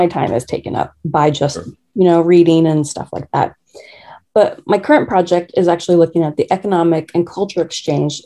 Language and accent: English; Kansas, United States; moved away; I'm from Kansas